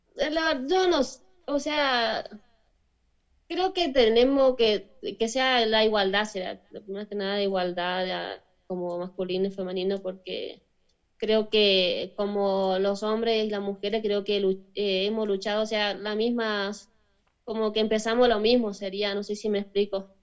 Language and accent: Spanish; Chaco, Argentina; moved away; soy argentina, pero yo nací en la provincia del Chaco, al norte de Argentina